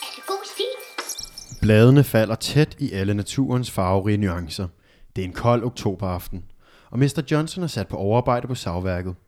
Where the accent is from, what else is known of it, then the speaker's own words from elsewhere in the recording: Albertslund, Capital Region of Denmark, Denmark; Vi er tre søskende fra Albertslund